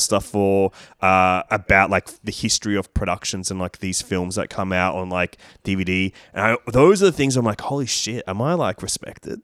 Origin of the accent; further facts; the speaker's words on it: Sydney, New South Wales, Australia; I grew up in Leichhardt and Dulwich Hill.